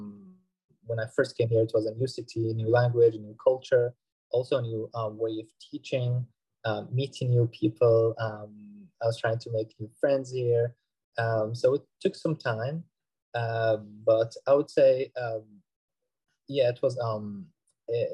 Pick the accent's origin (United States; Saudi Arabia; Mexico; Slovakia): Saudi Arabia; moved away as an adult; now in Leeds, United Kingdom; I'm originally from Saudi Arabia, and I'm doing my PhD now in marketing at the University